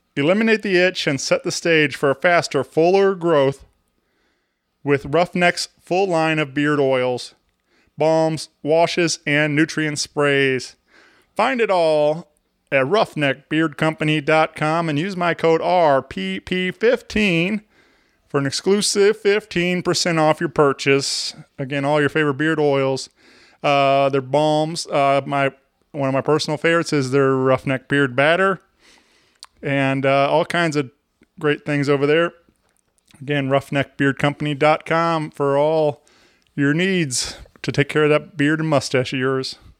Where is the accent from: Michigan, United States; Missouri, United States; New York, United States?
Missouri, United States; St. Louis; where we're from